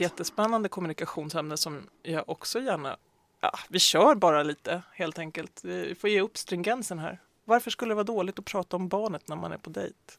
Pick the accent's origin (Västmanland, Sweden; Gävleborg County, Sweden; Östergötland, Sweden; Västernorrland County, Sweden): Västmanland, Sweden; jag kommer ju själv från Västmanland